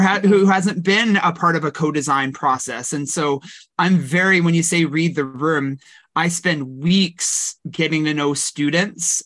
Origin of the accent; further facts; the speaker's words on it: Kelowna, British Columbia, Canada; also born or lived in Victoria, British Columbia; I grew up in the Okanagan in Kelowna.